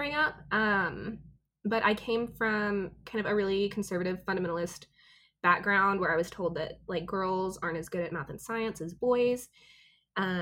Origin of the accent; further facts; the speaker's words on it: Texas, United States; moved away as an adult; also born or lived in Oklahoma City; now in Oklahoma, United States; I grew up in Texas